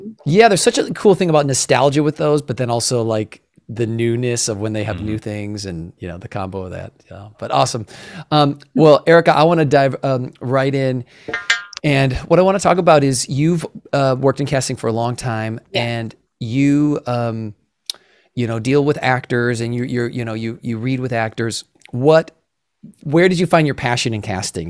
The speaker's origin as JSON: {"language": "English", "region": "Midwest", "country": "United States", "tie": "born or raised there", "said": "growing up in the Midwest"}